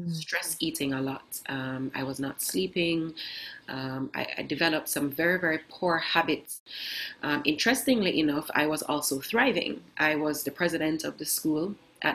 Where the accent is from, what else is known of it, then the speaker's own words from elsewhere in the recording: Kingston, Jamaica; moved away as an adult; also born or lived in Norway; I grew up in Kingston, Jamaica